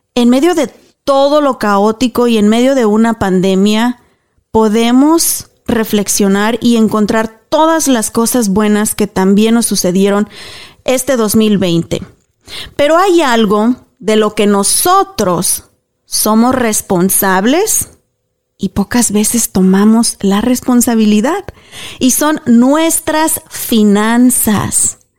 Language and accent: Spanish; Mexico; moved away as an adult; now in United States; Y fui criada en México